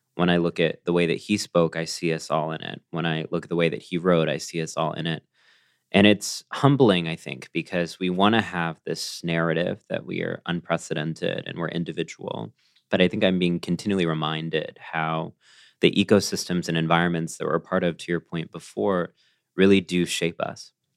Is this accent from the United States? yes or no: yes; College Station, Texas, United States; the parts of me that are proud of being a Texan are the parts of me that are part of that legacy of dissent